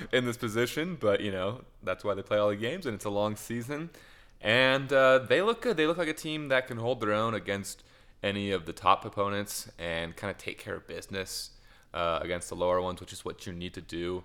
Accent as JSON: {"language": "English", "country": "United States", "said": "as an American"}